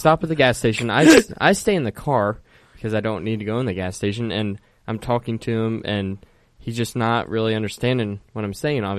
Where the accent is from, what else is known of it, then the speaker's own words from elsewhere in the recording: Indiana, United States; We're from Indiana.